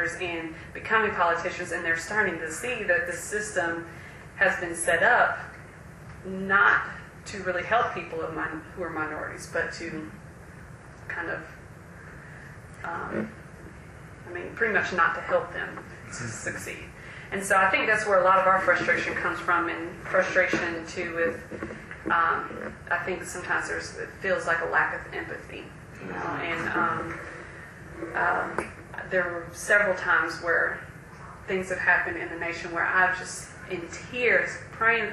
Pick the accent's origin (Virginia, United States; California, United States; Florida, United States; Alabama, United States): Florida, United States; Jacksonville; moved away; also born or lived in South Carolina; when I grew up in Jacksonville, I grew up in a predominantly black neighborhood